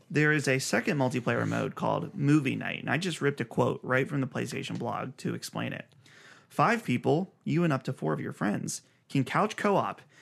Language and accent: English; Pittsburgh, Pennsylvania, United States; we're from Pittsburghish area